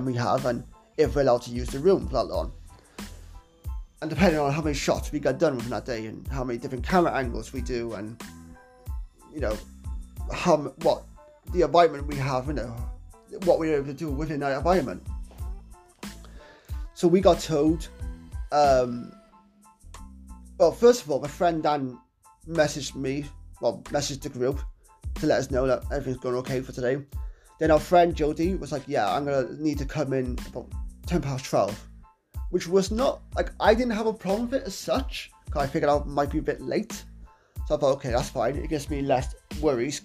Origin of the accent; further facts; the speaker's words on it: Wales, United Kingdom; my hometown of Wales